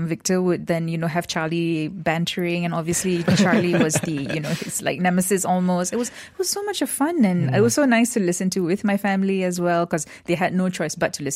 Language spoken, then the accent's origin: English; Johor, Malaysia; I grew up in Johor